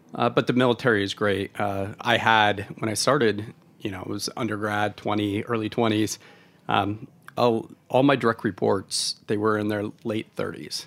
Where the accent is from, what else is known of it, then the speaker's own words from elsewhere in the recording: Oregon, United States; moved away; I'm from Oregon originally.